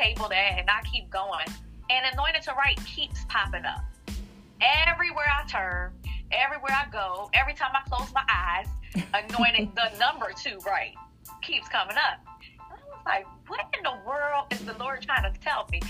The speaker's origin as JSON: {"language": "English", "town": "Philadelphia", "region": "Pennsylvania", "country": "United States", "tie": "born or raised there", "said": "born and raised in Philadelphia"}